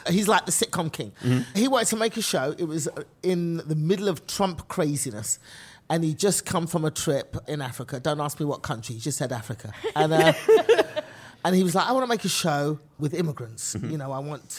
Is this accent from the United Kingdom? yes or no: yes; England, United Kingdom; accent: British; moved away as an adult; now in United States; I am from England